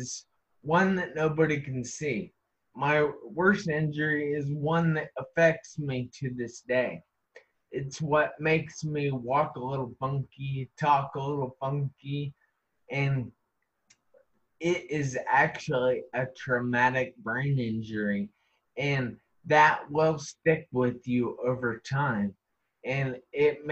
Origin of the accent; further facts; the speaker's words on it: Ohio, United States; I am from Ohio, United States